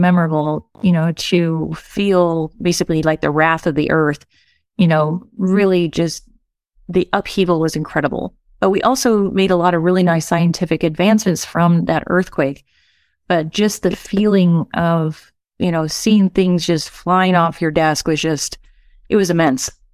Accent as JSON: {"language": "English", "region": "West Texas", "country": "United States", "tie": "born or raised there", "also_born_or_lived": "Southern California", "moved": "as an adult", "said": "I grew up in West Texas"}